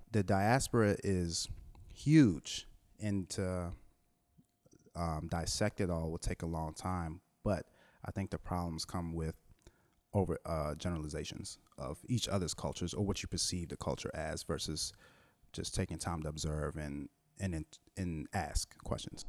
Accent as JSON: {"language": "English", "town": "Washington", "region": "District of Columbia", "country": "United States", "tie": "born or raised there", "also_born_or_lived": "Trinidad", "said": "me, growing up in Washington, D C"}